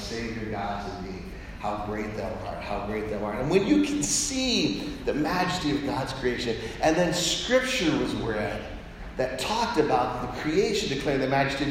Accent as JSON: {"language": "English", "town": "Colorado Springs", "region": "Colorado", "country": "United States", "tie": "born or raised there", "said": "I grew up in Colorado Springs, Colorado."}